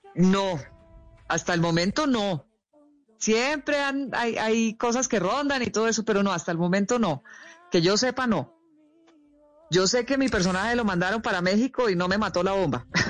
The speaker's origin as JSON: {"language": "Spanish", "country": "Colombia", "tie": "born or raised there", "also_born_or_lived": "New York, United States / Hawaii, United States", "said": "Yo crecí en Colombia"}